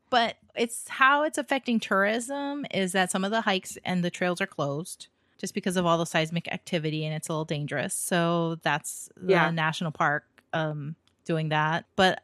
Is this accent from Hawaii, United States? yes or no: yes; Hawaii, United States; That's the only thing I ever had growing up in Hawaii.